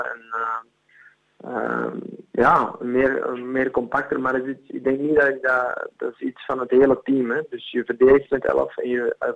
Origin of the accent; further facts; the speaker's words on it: Flanders, Belgium; Ja, ze zeggen in België is ze altijd tegen mij, ja, ehm, je hebt de mentaliteit van een Nederlander